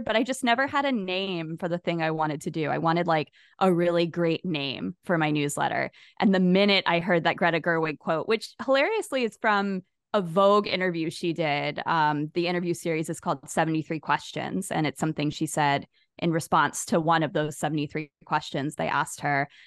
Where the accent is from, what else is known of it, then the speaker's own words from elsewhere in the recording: Jacksonville, Florida, United States; my hometown of Jacksonville, Florida, where I've lived my whole life